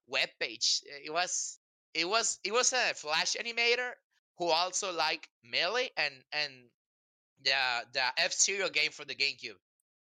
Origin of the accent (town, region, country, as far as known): Mexico; born or raised there; English is a second language